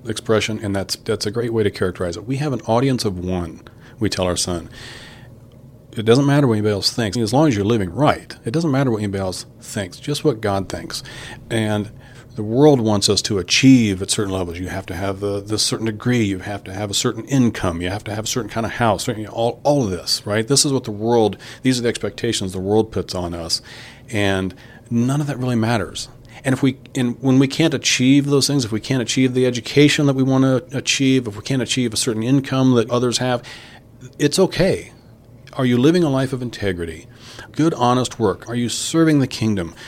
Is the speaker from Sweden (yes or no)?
no; Kokomo, Indiana, United States; I'm from Kokomo originally